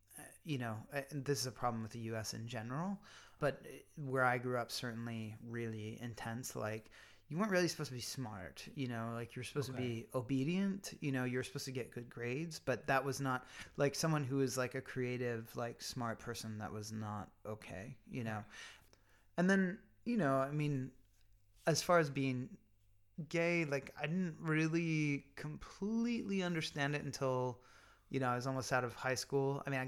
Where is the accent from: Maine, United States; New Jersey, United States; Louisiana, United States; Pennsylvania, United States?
Pennsylvania, United States; There's a lot I like about Pennsylvania now and where I grew up now.